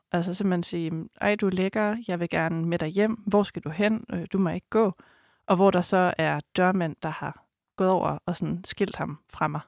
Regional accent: Denmark; moved away; Jeg kommer op fra Geleje, hvor jeg boede i en lille landsby

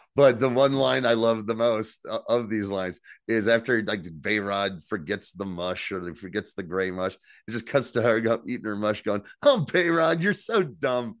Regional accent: New Jersey, United States; I'm from New Jersey. We don't pump our own gas in New

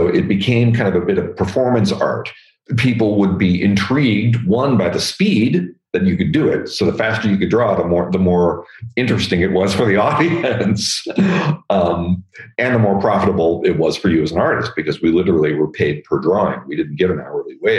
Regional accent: Northern California, United States; I was from Northern California

